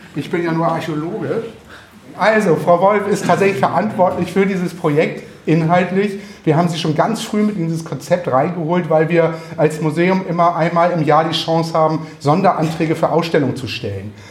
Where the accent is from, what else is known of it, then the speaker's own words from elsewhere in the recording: Northern Germany, Germany; Wir Norddeutschen